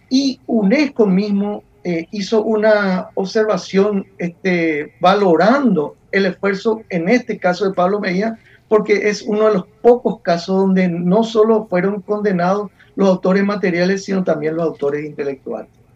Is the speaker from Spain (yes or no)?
no; Paraguay